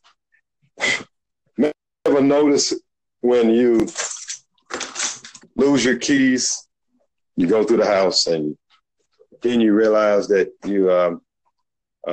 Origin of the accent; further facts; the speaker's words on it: Birmingham, Alabama, United States; accent: Southern; I'm a black guy from Birmingham